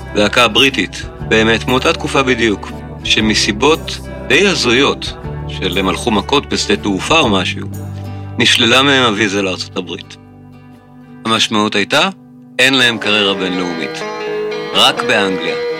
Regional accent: Israel

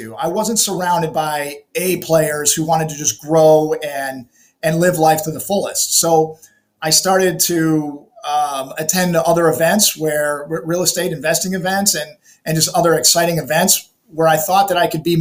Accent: Chicago, Illinois, United States; I was born and raised in Chicago

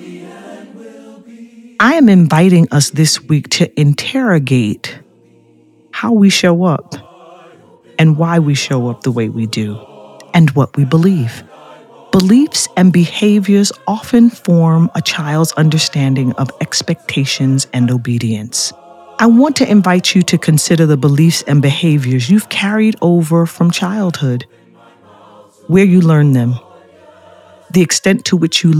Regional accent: New York, United States; I was raised in the North, in New York

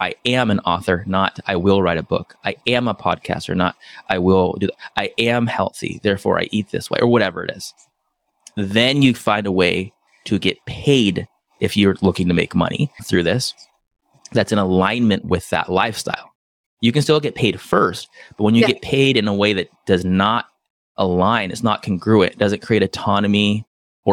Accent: San Diego, California, United States; also born or lived in Brazil; now in Oahu, United States; I grew up in San Diego

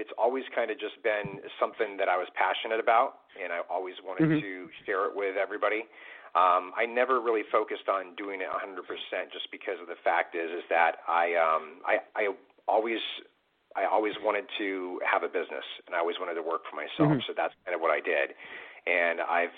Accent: Wilkes-Barre, Pennsylvania, United States; I'm from Wilkes-Barre, Pennsylvania

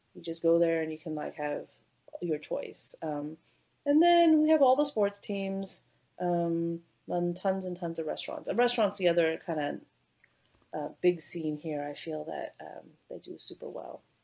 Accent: Bay Area, California, United States; moved away as an adult; also born or lived in Canada; now in Houston, United States; I grew up in the Bay Area, so uh, Silicon Valley, San Francisco

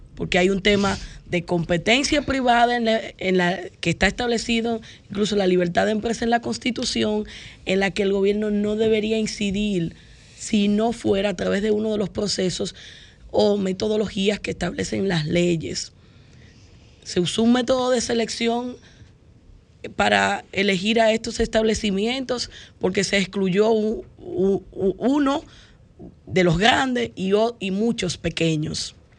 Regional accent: Dominican Republic; como dominicanos

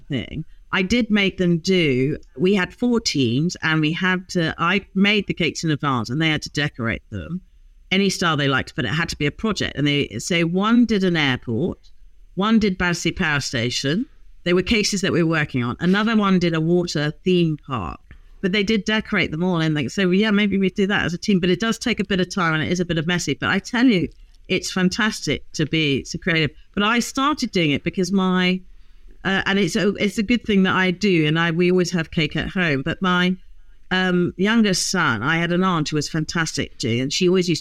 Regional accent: Hong Kong; moved away; I grew up in Hong Kong

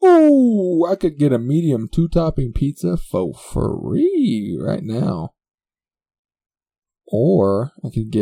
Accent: the land of Big Sky, Montana, United States; I'm from the land of Big Sky

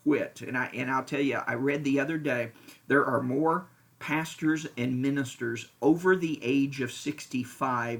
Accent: Lexington, Kentucky, United States; moved away as an adult; also born or lived in Indiana / Florida / Wichita, Kansas; now in Franklin, United States; I was born and raised in Lexington, Kentucky.

